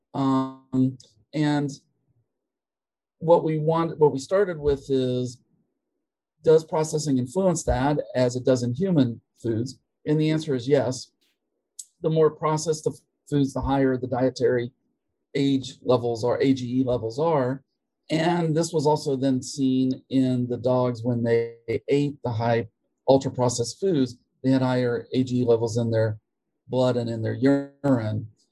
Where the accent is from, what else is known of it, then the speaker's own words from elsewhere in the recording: West Virginia, United States; moved away as an adult; also born or lived in Minnesota / Tennessee / Connecticut; now in Georgia, United States; I am from West Virginia originally.